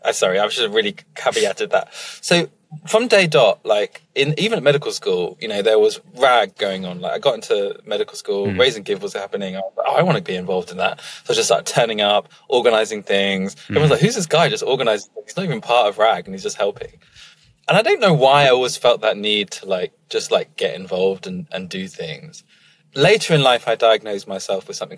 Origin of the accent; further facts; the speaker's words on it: Emsworth, South East England, United Kingdom; I grew up in a very, very white part. And in fact, mostly retired part of the world, which is in the South Coast, a little town called Emsworth